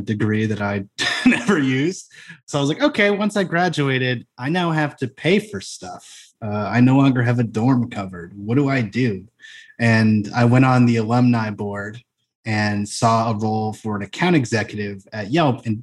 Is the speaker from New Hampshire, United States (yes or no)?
yes; New Hampshire, United States; I grew up in New Hampshire